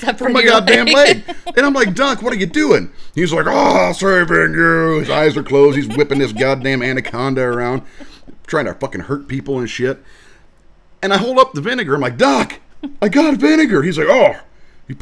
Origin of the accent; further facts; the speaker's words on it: Indiana, United States; also born or lived in Okinawa, Japan; So I am from Indiana